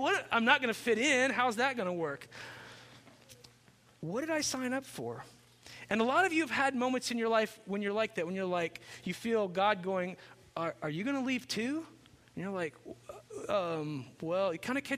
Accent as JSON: {"language": "English", "town": "Chandler", "region": "Indiana", "country": "United States", "tie": "born or raised there", "also_born_or_lived": "Cincinnati, Ohio", "moved": "as an adult", "said": "I grew up in Chandler, Indiana, which is a town of one stoplight"}